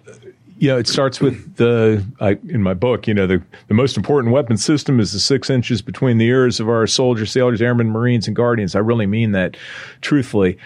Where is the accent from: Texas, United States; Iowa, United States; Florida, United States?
Iowa, United States; I'm from Iowa